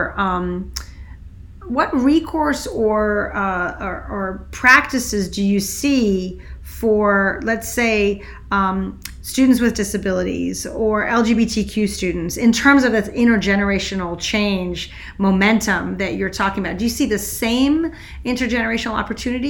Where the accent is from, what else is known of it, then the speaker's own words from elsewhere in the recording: Switzerland; I grew up in Switzerland, which has seven presidents all at once